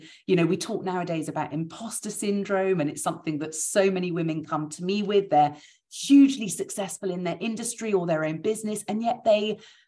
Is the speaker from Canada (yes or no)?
no; United Kingdom; we're British